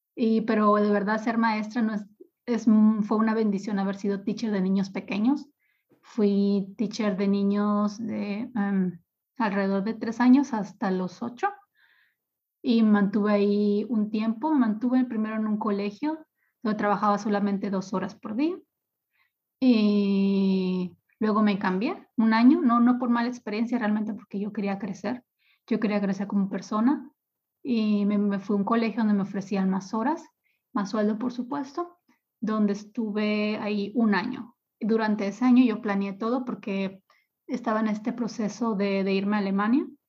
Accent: Ciudad Obregón, Sonora, Mexico; moved away as an adult; also born or lived in Mexico City / Cancún; now in Sankt Peter-Ording, Germany; Ciudad Obregón es el lugar donde yo nací, donde yo pasé mis primeros 25 años de vida

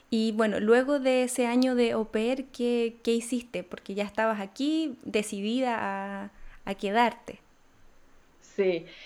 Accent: Bogotá, Colombia; moved away as an adult; now in Hamburg, Germany; Yo soy de Bogotá, Colombia

